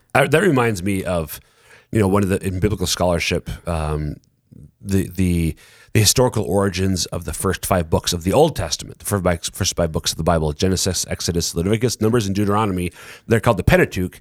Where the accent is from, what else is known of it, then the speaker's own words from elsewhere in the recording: Minnesota, United States; I'm from right next door to Minnesota